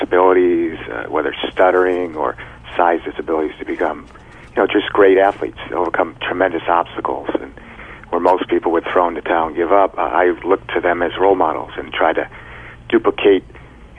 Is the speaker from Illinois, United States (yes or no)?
yes; Illinois, United States; also born or lived in Cleveland, Ohio; I moved into Illinois from Cleveland, Ohio when I was in fifth grade